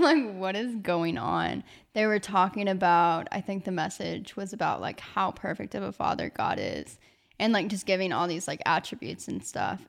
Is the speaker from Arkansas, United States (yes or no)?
yes; Arkansas, United States; moved away as an adult; now in Georgia, United States; I just decided to stay in my hometown. I was like, okay, I'll do, like, two years at Arkansas Tech